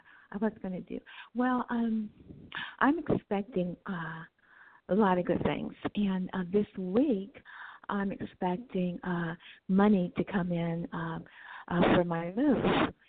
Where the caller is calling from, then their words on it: California, United States; I'm calling from California.